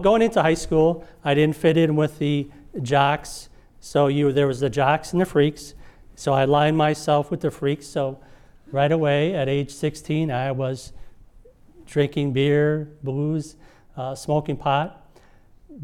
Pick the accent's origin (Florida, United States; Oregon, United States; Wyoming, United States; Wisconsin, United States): Wisconsin, United States; Menomonee Falls; also born or lived in Milwaukee; Raised in a middle-class home here in Menomonee Falls